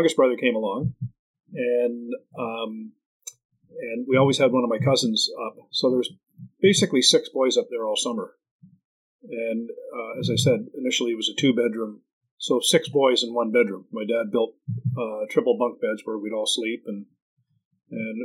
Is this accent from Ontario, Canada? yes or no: yes; Mississauga, Ontario, Canada; moved away as an adult; now in Parry Sound, Canada; we're from Mississauga